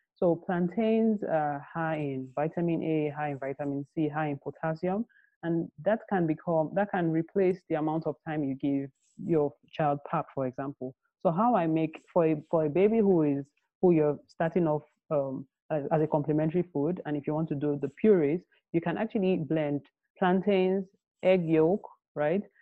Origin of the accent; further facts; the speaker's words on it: Nigeria; I grew up in Nigeria